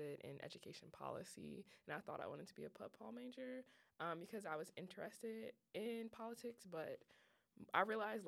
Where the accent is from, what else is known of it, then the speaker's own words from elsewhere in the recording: Chicago, Illinois, United States; also born or lived in North Carolina; Being a Chicago native, I know here in this podcast, everyone is going to laugh at me because I always talk about how I'm from Chicago